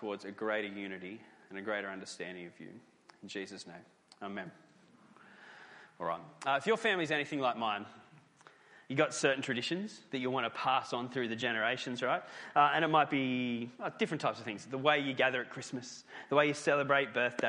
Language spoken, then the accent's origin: English; Newcastle, New South Wales, Australia; Newcastle, my hometown